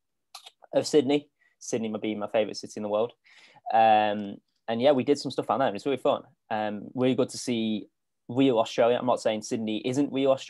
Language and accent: English; United Kingdom; as a Brit, coming over, and obviously I've been to quite a few places now in Oz